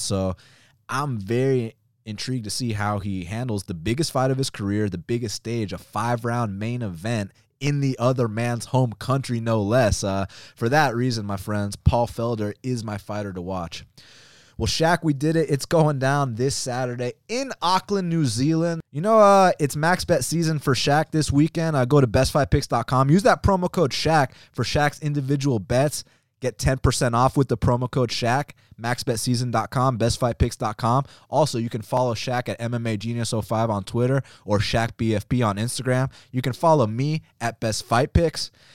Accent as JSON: {"language": "English", "town": "Atlanta", "region": "Georgia", "country": "United States", "said": "I'm, I'm from Atlanta"}